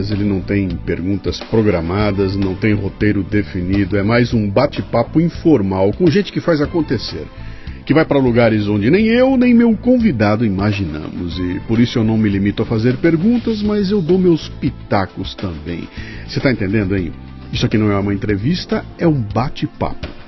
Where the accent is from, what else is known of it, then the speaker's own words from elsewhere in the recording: São Paulo, Brazil; accent: interior; also born or lived in Presidente Prudente / United States; Eu nasci em São Paulo mesmo.